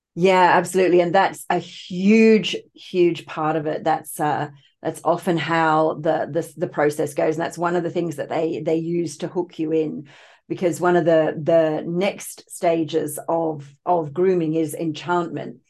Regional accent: Australia; also born or lived in United Kingdom; I was actually born in the U K, but I was raised in Australia. My parents emigrated when I was only two

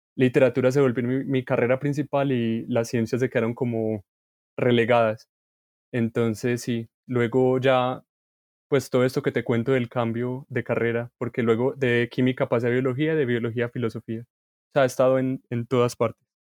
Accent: Colombia

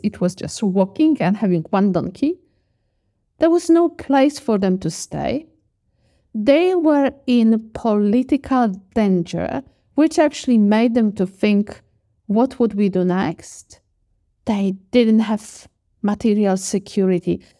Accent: Poland; moved away; also born or lived in Australia; I grew up in Poland, and we have a Polish tradition

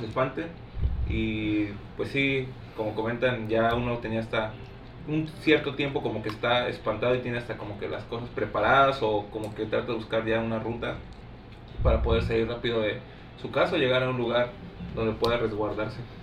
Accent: Guanajuato, Mexico; moved away as an adult; also born or lived in Chiapas; yo soy de Guanajuato

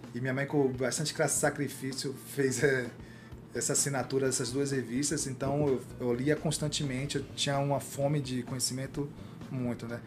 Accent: Salvador, Bahia, Brazil; moved away as an adult; now in São Paulo, Brazil; bairro de onde eu vim, né? Que é de Mussurunga, Salvador

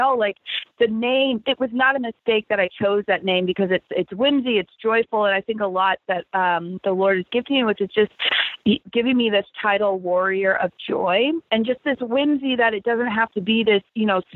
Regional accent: Texas, United States; also born or lived in California; I was born in California, but grew up in Texas

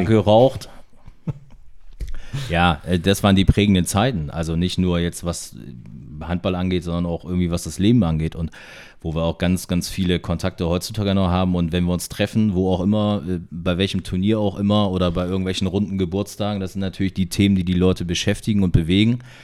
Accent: Delmhorst, Lower Saxony, Germany; ich schon als Deichhorster Jungen aufgewachsen

